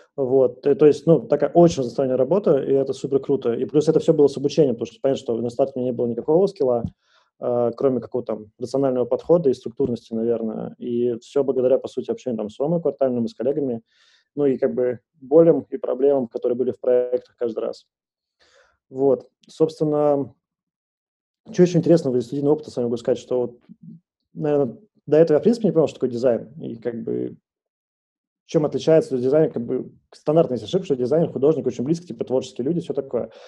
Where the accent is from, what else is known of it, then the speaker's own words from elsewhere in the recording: Moscow, Russia; я из Москвы